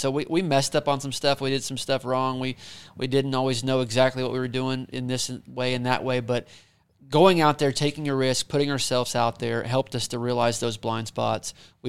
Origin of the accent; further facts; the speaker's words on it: Pryor, Oklahoma, United States; Yeah, well, I'm from Pryor, which is right down the road from Tulsa. So Tulsa was the big city for me growing up.